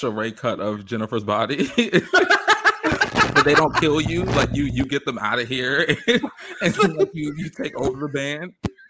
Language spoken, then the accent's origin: English; England, United Kingdom; I mean, then and again, I'm an English girl, so I don't know.